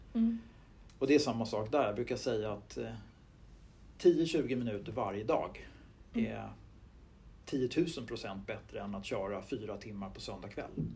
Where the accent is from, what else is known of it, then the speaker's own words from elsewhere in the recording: Huddinge, Stockholm County, Sweden; jag växte upp i Stuvsta, söder om stan, eh, mm. Huddinge kommun